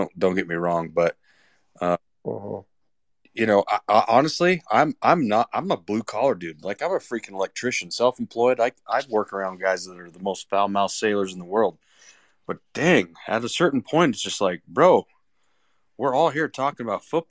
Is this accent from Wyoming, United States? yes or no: yes; Wyoming, United States; Well, okay, so again, I'm from Wyoming.